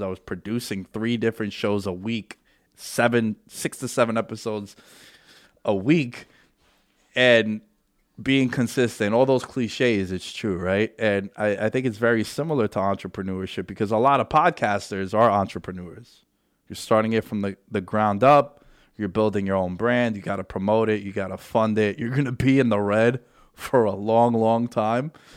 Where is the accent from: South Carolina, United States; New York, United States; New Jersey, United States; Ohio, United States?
New York, United States; New York City; we grew up together in New York City during nine eleven